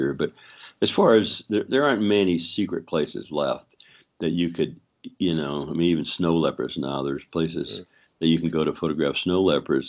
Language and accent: English; Nebraska, United States; moved away as an adult; also born or lived in Boulder, Colorado; now in Yellowstone area, United States; I grew up in Nebraska until I was about 22 or so or three, and then I moved to Boulder towards the mountains